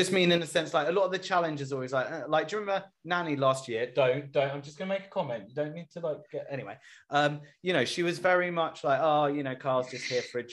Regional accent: England, United Kingdom; I'm English

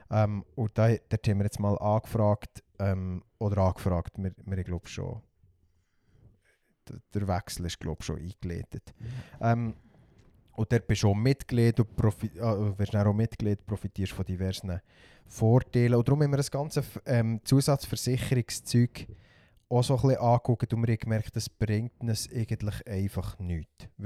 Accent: Switzerland; gerade für uns Schweizer

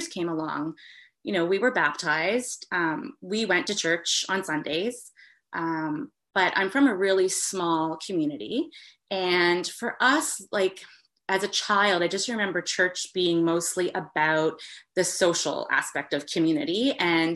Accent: East Coast of Canada, Atlantic Canada, Canada; I'm from the East Coast of Canada

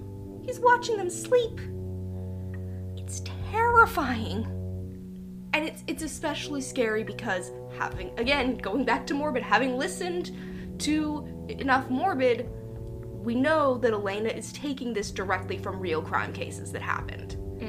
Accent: Louisiana, United States; born there; For those of you who don't know, I was born in Louisiana. I spent most of my summers and holidays growing up there.

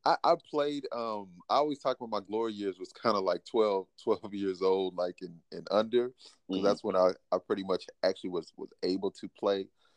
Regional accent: Garland, Texas, United States; also born or lived in Dallas, Texas; So I was born in Dallas. I currently reside in Dallas. Born in Dallas, raised in Garland, Texas. For those people in Texas, kind of a suburb out right outside of Dallas.

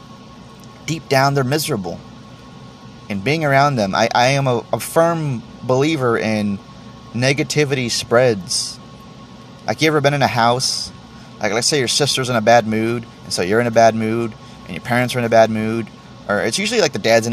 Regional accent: Texas, United States; I'm from Texas

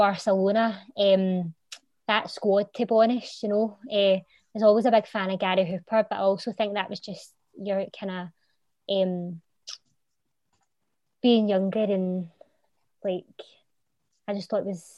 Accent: Glasgow, Scotland, United Kingdom; I'm from Mary Hill, so Fir Hill's my, you know, Thistle's my local club

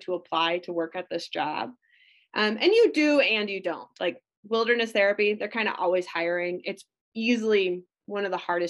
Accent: Minnesota, United States; I grew up in Minnesota

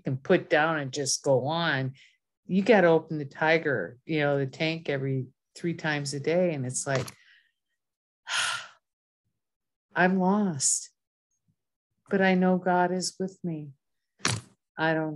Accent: Minnesota, United States; moved away; I'm originally from Minnesota.

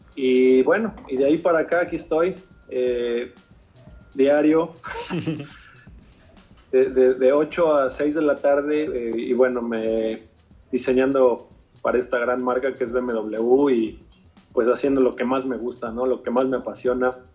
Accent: Mexico; moved away; siendo mexicano y bueno, eh, viniendo de, de, México

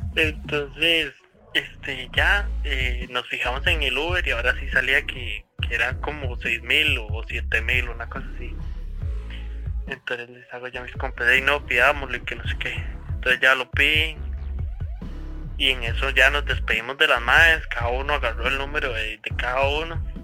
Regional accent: Cartago, Costa Rica; nosotros somos de Cartago

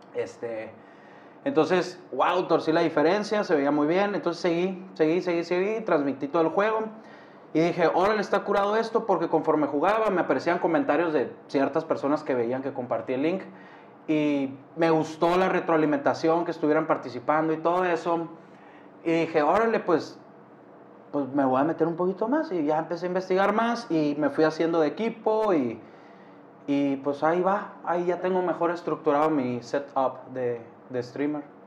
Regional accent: Hermosillo, Sonora, Mexico; soy de Hermosillo, Sonora

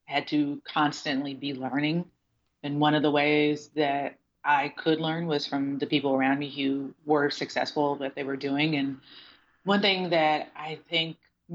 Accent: Houston, Texas, United States; moved away as an adult; also born or lived in Dallas; From Houston. So I'm a Texan through and through.

